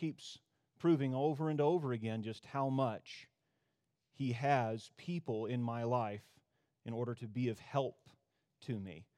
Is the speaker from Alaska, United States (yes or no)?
yes; Tok, Alaska, United States; I'm from Tok, Alaska. That is rural interior Alaska.